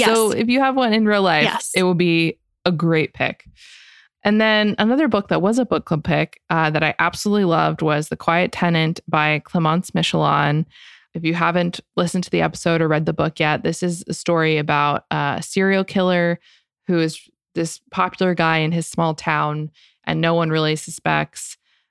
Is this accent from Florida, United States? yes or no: yes; Florida, United States; I'm from Florida